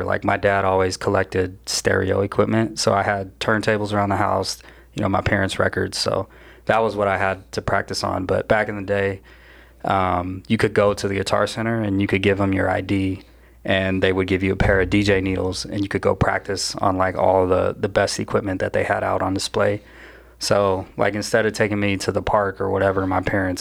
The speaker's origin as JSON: {"language": "English", "town": "Phoenix", "region": "Arizona", "country": "United States", "tie": "born or raised there", "said": "I'm born and raised in Phoenix, Arizona, Tempe in Phoenix."}